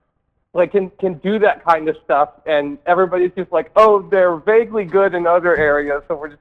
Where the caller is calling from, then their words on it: New Jersey, United States; I'm calling from New Jersey.